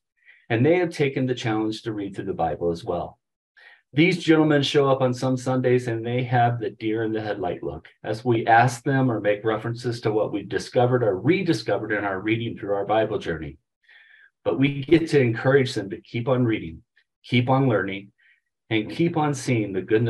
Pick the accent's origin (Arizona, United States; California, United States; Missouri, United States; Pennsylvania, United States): Missouri, United States; St. Louis; now in Colorado, United States; growing up in St. Louis